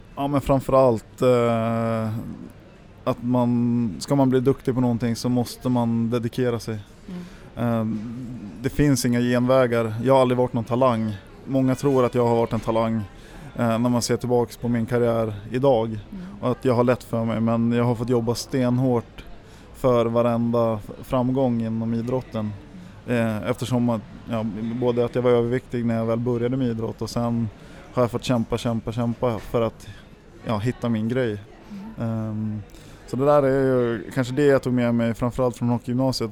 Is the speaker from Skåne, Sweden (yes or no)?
no; Järpen, Jämtland, Sweden; uppe i, i Järpen där jag växte upp